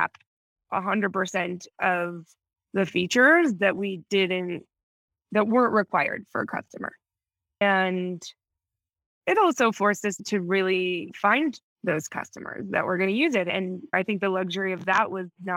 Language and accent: English; Minnesota, United States; moved away as an adult; also born or lived in New York; now in Mexico; I'm from Minnesota, so I'm not completely used to it